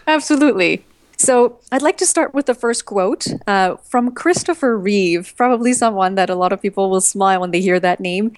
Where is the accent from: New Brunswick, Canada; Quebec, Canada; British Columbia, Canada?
Quebec, Canada; Montreal; now in United States; My husband and I, we're from Montreal, but we live in the U S.